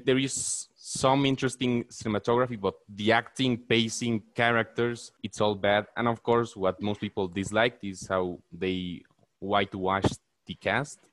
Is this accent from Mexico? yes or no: yes; Mexico; i'm from mexico